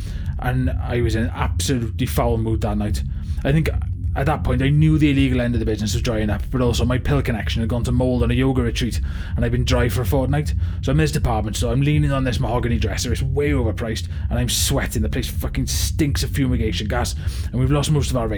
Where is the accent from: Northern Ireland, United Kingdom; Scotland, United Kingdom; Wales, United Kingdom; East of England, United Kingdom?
Wales, United Kingdom; Swansea; I was from Swansea originally, but I came east for the raves.